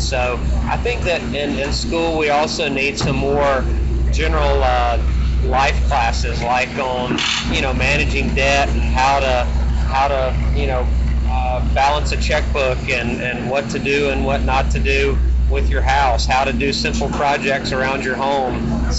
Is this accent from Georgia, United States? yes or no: yes; Unadilla, Georgia, United States; So Unadilla is a small town that we had, some family in town. That's where my family had lived at for a number of generations, and they always were involved in racing.